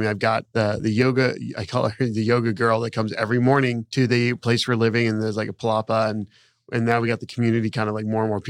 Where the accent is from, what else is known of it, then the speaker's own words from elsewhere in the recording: around Disney, Florida, United States; I grew up around Disney